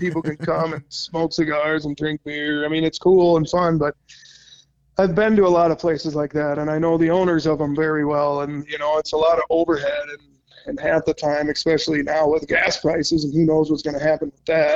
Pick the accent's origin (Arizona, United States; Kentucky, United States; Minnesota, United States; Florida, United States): Minnesota, United States; I've had the same fields around my hometown here for like 10 years now